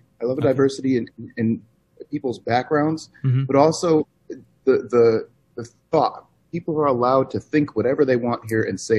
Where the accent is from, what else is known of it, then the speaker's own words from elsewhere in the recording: Ansonia, Connecticut, United States; moved away; also born or lived in Las Vegas / New York City; I grew up in Connecticut, in a small town called Ansonia, right outside New Haven.